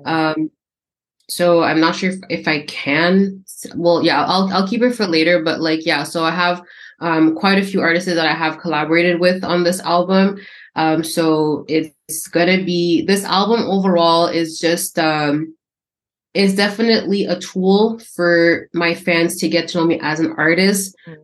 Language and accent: English; Canada; I'm born and raised in Canada